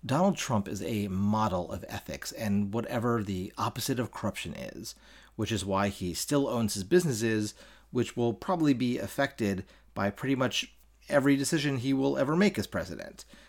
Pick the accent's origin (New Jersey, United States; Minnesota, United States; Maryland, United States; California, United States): Maryland, United States; Baltimore; my home state of Maryland, uh, my home city of Baltimore